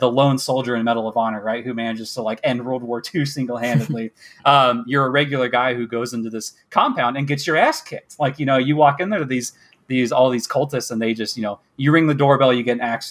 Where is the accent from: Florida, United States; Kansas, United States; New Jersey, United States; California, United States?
Kansas, United States; accent: American; also born or lived in Michigan; I'm from America, from the Midwest, from Kansas